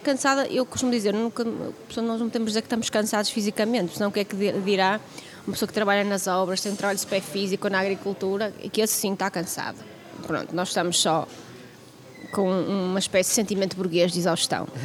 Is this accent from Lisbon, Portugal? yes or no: no; Vila Nova de Gaia, Porto District, Portugal; Eu nasci no Porto, mas os meus pais registaram-me em Vila Real, onde eu morei até aos cinco anos, eh, com a minha avó e com os meus pais, com os meus avós, com os meus pais, com os meus tios, et cetera, numa casa grande. E depois viemos morar para, para Gaia, eh, e onde eu fiz a escola primária.